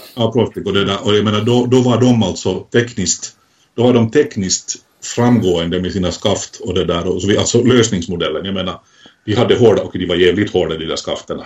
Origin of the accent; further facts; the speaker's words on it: Finland; mitt hemland, Finland